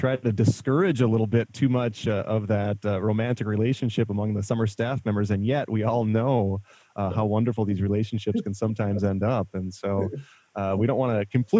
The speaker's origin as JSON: {"language": "English", "town": "La Crosse", "region": "Wisconsin", "country": "United States", "tie": "born or raised there", "said": "I grew up in La Crosse, Wisconsin, so Sugar Creek was our local camp"}